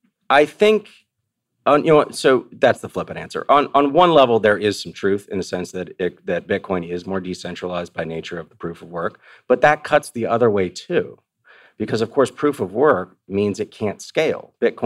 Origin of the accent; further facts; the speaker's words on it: Austin, Texas, United States; It's outside of my hometown of Austin, Rockdale, Texas.